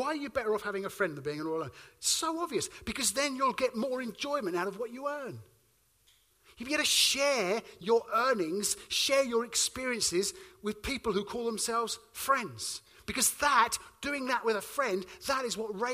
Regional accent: Suffolk, East of England, United Kingdom; I come from Suffolk

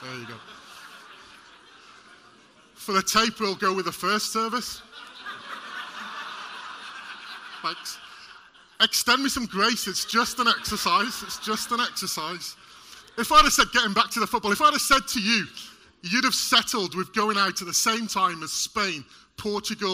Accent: Welsh, Wales, United Kingdom; Being Welsh

